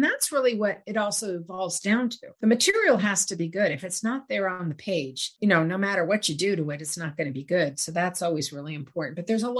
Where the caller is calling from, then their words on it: United States; I'm calling from the United States